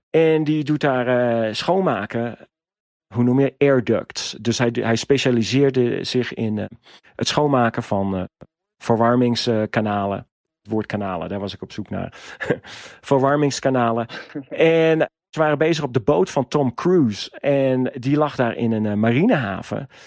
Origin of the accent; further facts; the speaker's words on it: Netherlands; als Nederlander kom je daar eigenlijk heel moeilijk tussen bij de bergwacht.